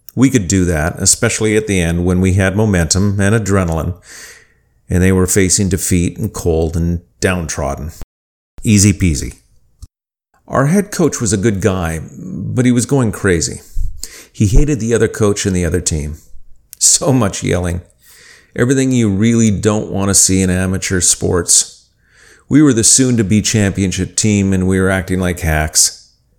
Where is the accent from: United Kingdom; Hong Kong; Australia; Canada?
Canada; Winnipeg, Manitoba; When I was a teenager growing up in Winnipeg, I played football and team handball